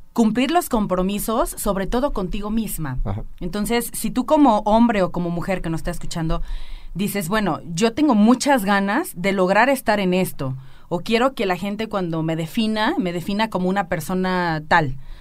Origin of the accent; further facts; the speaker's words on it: Villa Hidalgo, Jalisco, Mexico; now in Aguascalientes, Mexico; soy de Los Altos de Jalisco. Eh, eh, sí, claro, llevo 11 años viviendo en Aguascalientes